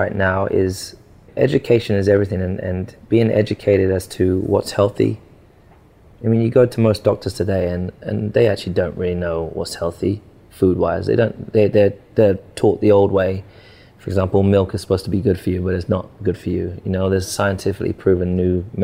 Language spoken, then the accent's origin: English; Stevenage, East of England, United Kingdom; I grew up in Stevenage in a council estate.